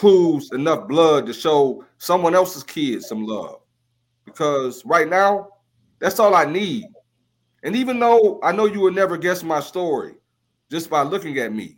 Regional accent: Ohio, United States; moved away as an adult; now in Indianapolis, United States; I'm originally from Ohio. So my hometown is Ohio

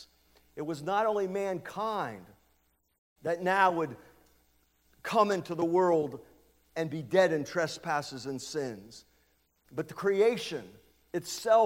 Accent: United States; moved away as an adult; also born or lived in Lancaster; I was born and raised on Light Street, up in the Heights

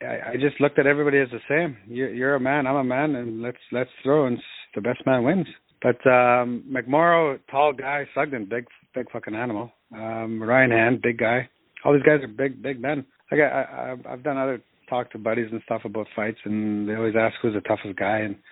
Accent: Sault Ste. Marie, Ontario, Canada; also born or lived in Dearborn, Michigan; I grew up in Sault Ste. Marie, Ontario, which is right on the border of Michigan

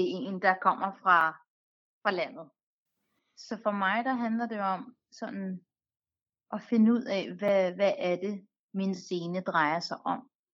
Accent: Denmark; jeg er født og opvokset i Danmark

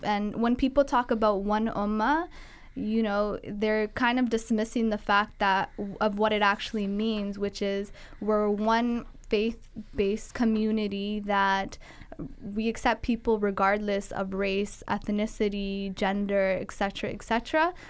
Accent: Guelph, Ontario, Canada; I grew up in Guelph where it was hard to come across representation in terms of blacks

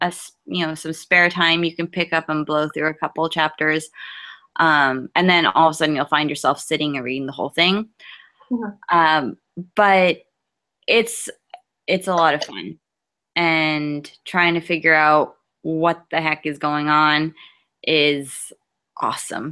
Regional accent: New Jersey, United States; I am from New Jersey

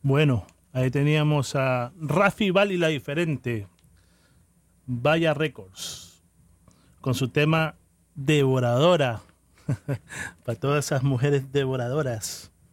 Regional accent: Peru; moved away; Yo soy peruano, orgulloso de ser peruano

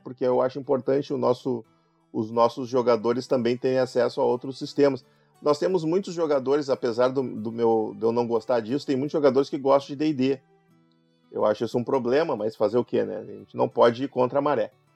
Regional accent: Gaúcho, Rio Grande do Sul, Brazil; eu sou gaúcho

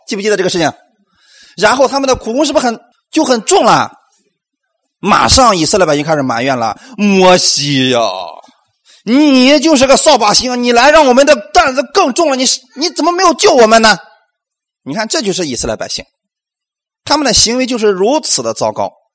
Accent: China; 我们中国人

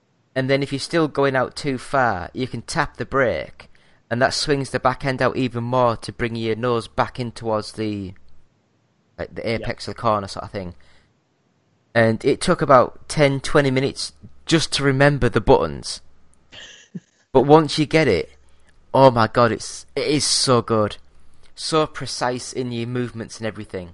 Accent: Yorkshire and the Humber, United Kingdom; I'm a Yorkshire lad

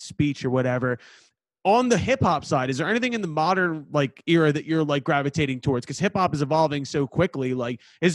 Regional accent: Philadelphia, Pennsylvania, United States; I am from Northeast Philadelphia

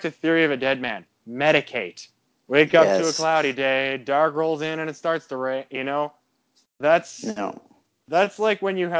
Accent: Ontario, Canada; moved away; I'm originally from Ontario, right?

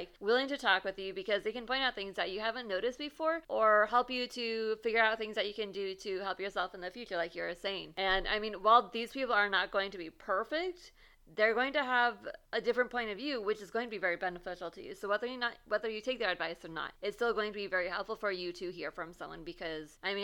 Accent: California, United States; I'm Californian

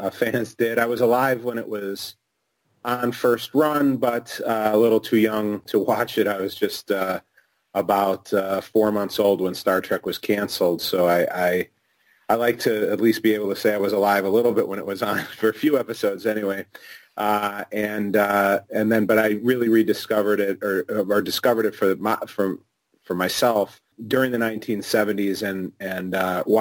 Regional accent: Chicago, Illinois, United States; I was born and raised in Chicago

